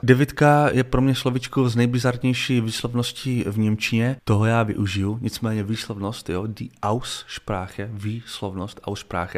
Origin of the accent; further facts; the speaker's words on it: Czechia; jako Čech